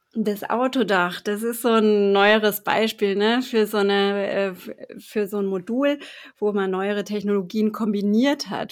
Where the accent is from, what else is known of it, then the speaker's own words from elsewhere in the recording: Bremen, Germany; moved away as an adult; now in Freiburg, Germany; ich komme eben aus Bremen und habe da auch 30 Jahre gelebt